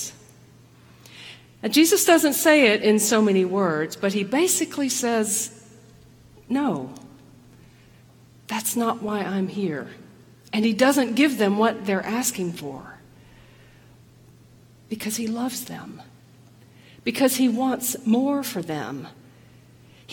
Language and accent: English; the South, United States; I grew up in the South. I grew up as a woman in the South